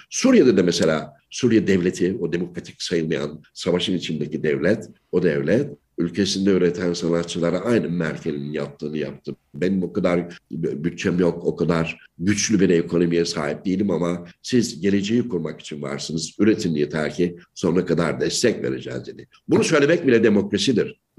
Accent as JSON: {"language": "Turkish", "town": "Yenimahalle", "region": "Ankara", "country": "Turkey", "tie": "born or raised there", "said": "Yani ben Ankara Yeni Mahalle'de büyüdüm. Ankara Yeni Mahalle ve Ankara halk evi e, bünyesinde çalışmalar yaptım."}